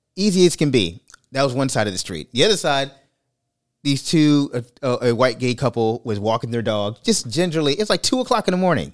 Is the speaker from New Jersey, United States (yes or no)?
no; New York City, New York, United States; moved away; I'm from Brooklyn